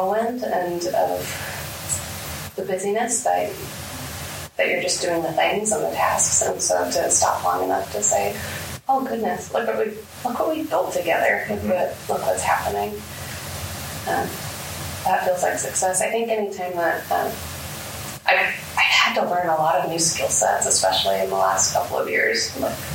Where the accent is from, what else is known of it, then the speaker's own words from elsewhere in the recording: Omaha, Nebraska, United States; also born or lived in Tennessee; I grew up in North Omaha, graduated from Omaha North before I went to school out of state